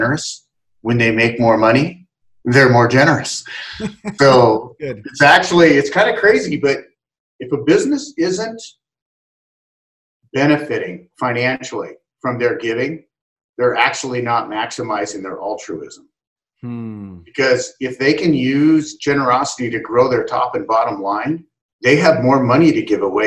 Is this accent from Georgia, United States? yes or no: no; Salem, Oregon, United States; moved away as an adult; now in Seattle, United States; I began my aging process back in Salem, Oregon, and then came up to Seattle, met my wife in college